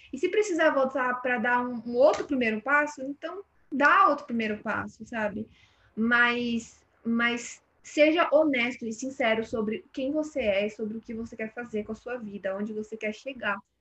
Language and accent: Portuguese; São Paulo, Brazil; dentro do Jardim São Luís, é, cresci, cresci aqui, nasci aqui em São Paulo